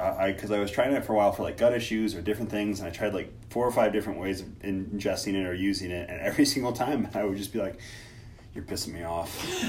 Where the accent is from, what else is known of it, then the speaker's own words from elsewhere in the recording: Missouri, United States; I grew up in Missouri